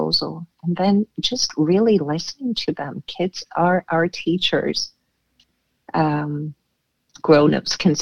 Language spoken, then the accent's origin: English; Canada; also born or lived in Boston, United States / Crete, Greece; now in Denmark; Being Canadian myself